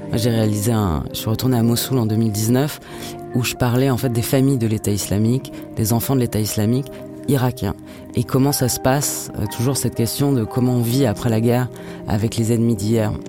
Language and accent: French; France; je suis française